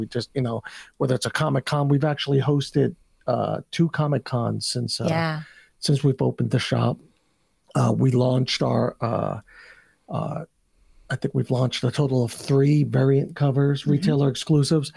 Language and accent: English; New York, United States; moved away; I grew up in New York